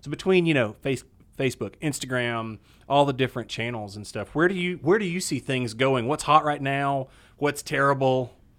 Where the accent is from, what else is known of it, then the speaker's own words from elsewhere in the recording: Sevierville, Tennessee, United States; I grew up in Sevierville.